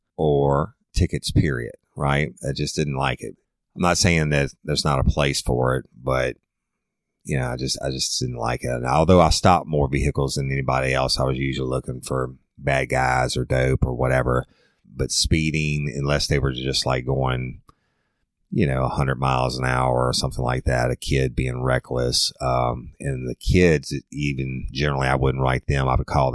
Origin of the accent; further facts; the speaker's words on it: South Louisiana, United States; I'm from South Louisiana, and food is a way of life for us